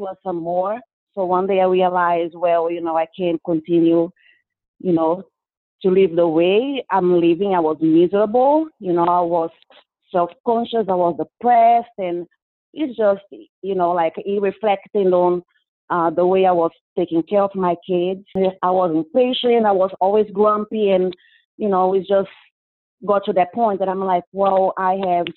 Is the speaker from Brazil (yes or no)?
yes; Brazil; English is a second language; moved away as an adult; I am originally from Brazil. You probably noticed a lot of accent in my speech. But I've been living here